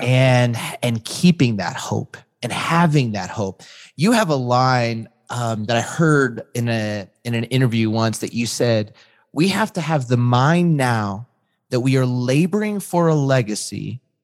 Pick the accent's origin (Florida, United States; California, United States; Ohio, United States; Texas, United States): California, United States; Southern; also born or lived in Chicago; I grew up in Southern California